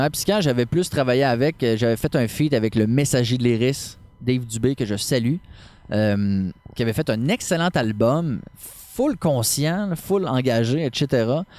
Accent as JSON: {"language": "French", "town": "Quebec City", "region": "Quebec", "country": "Canada", "also_born_or_lived": "Baie-Comeau", "moved": "as an adult", "lives_now": "Charlevoix, Canada", "said": "Ma copine et moi, on vient de Québec."}